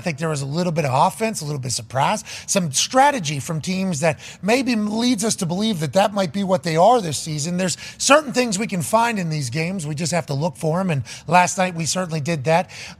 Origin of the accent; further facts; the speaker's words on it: Pittsburgh, Pennsylvania, United States; We had Myron Cope growing up in Pittsburgh, Pennsylvania.